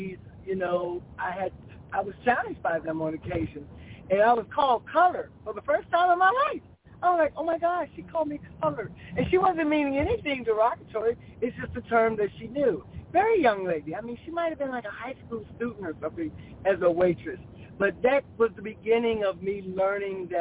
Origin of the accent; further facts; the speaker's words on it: Chicago, Illinois, United States; I'm from Chicago, Illinois. I'm a girl from the urban city streets.